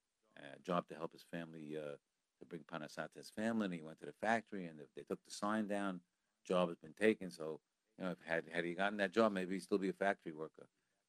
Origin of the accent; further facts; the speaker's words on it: Baltimore, Maryland, United States; actually the council in the Vilna office happened to be also from my hometown, from Baltimore.